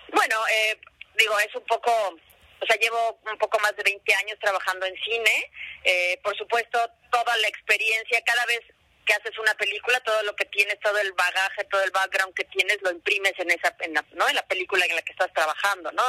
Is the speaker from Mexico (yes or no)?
yes; Mexico